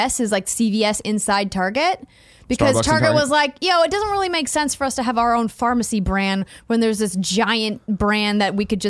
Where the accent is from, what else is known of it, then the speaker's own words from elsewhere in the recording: Fargo, North Dakota, United States; now in Bay Area, United States; in my hometown in Fargo, North Dakota